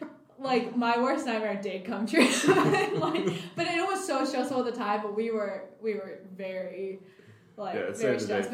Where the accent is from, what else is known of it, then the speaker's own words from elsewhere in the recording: Cleveland, Tennessee, United States; So we're in Mississippi, in Cleveland, Mississippi, funny enough. We're from Cleveland, Tennessee.